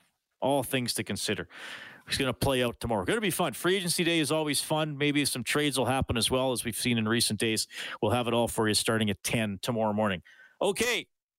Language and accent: English; Evansburg, Alberta, Canada; moved away as an adult; now in Edmonton, Canada; growing up in Evansburg and having lived in Edmonton most of my adult life.